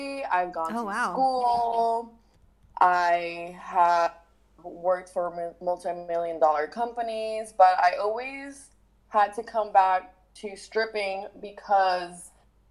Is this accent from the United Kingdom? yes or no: no; Puerto Rico; I'm from Puerto Rico